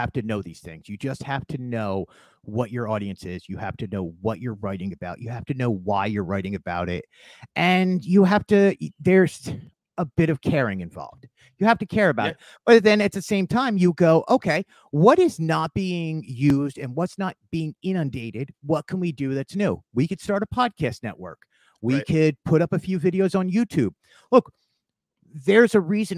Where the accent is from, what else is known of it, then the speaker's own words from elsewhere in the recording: Philadelphia, Pennsylvania, United States; now in Orlando, United States; here I am from Philly